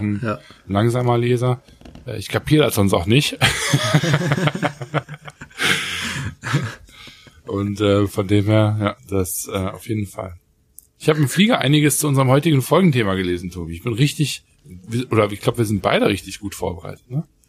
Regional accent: Germany

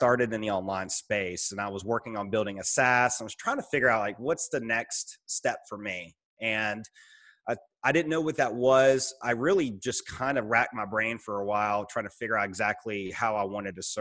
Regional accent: Roanoke, Virginia, United States; also born or lived in Richmond, Virginia; actually move 3 hours from the company to my hometown in Roanoke, Virginia

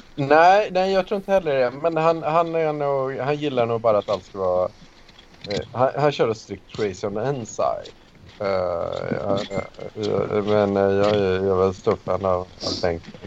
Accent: outside Karlstad, Värmland, Sweden; Jag är ju uppvuxen utanför Karlstad

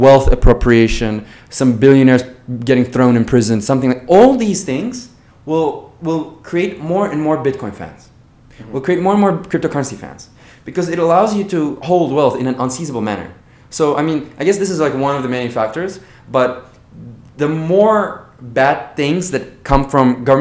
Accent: Azerbaijan; I am from Azerbaijan

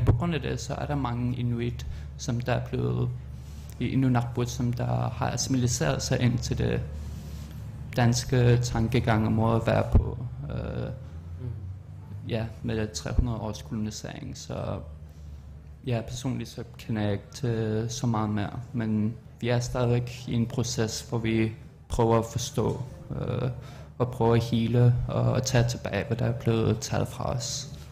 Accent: Greenland; also born or lived in Amsterdam, Netherlands; now in Denmark; jeg er fra Nunakbut, og jeg siger, at jeg er Inuk

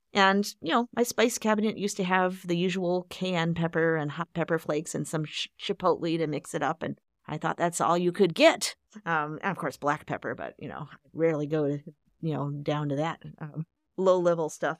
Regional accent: Chicago, Illinois, United States; growing up in Chicago

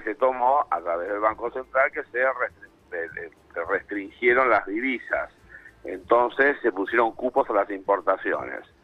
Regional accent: Argentina; soy argentino, vivo en Argentina

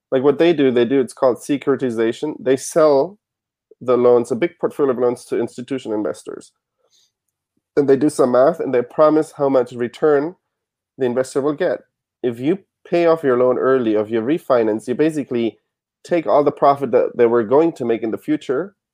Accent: Germany; now in United States; I didn't have any credit because I came from Germany.

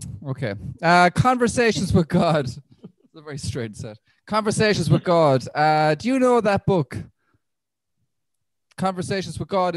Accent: Ireland; I'm an Irish Catholic, Roman Catholic

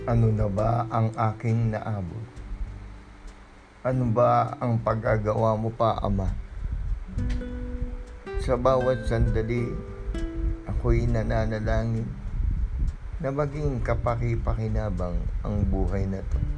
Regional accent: Philippines

